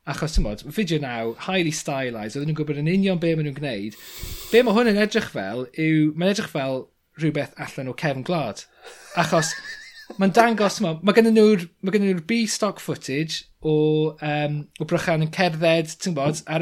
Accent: Pen Bryn, Wales, United Kingdom; moved away; also born or lived in London; Nes i dyfu fyny ar Ben Bryn

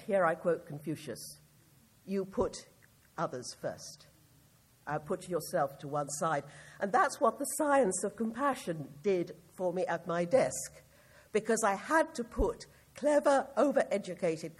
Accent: United Kingdom; I speak as a British person

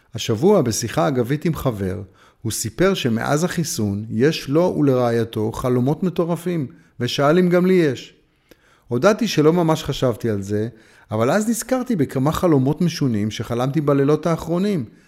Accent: Haifa, Haifa District, Israel; כשהייתי נער חיפאי וחבר בתנועת הצופים

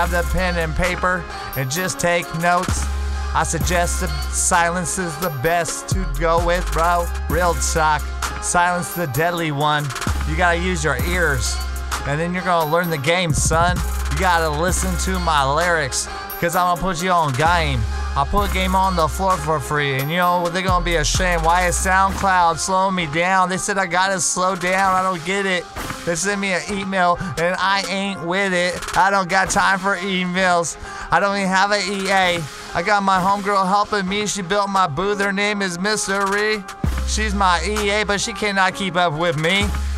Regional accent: California, United States; I'm from El Dorado County.

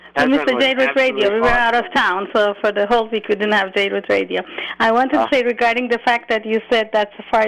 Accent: Iran; moved away; I'm from Iran

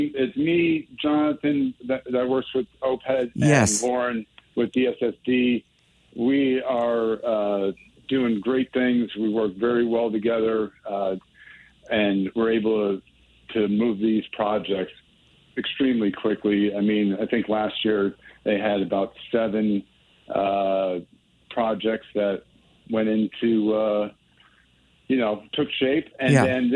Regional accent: Bridgeport, Connecticut, United States; this is my hometown

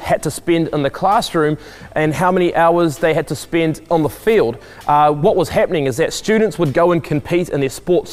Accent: New Plymouth, Taranaki, New Zealand; I grew up in New Plymouth, which is located on the west coast of the North Island in New Zealand

